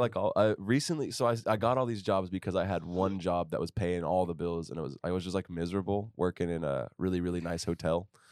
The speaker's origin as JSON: {"language": "English", "town": "Fort Worth", "region": "Texas", "country": "United States", "tie": "born or raised there", "also_born_or_lived": "Houston", "lives_now": "Austin, United States", "said": "I'm from there, so I moved back home after school"}